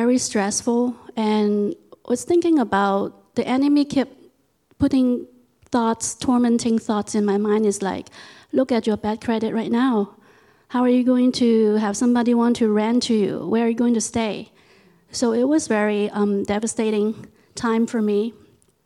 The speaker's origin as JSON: {"language": "English", "country": "Hong Kong", "tie": "born or raised there", "moved": "as an adult", "lives_now": "United States", "said": "I was born in Hong Kong, and I lived there for about 21 years before I immigrated here to the United States"}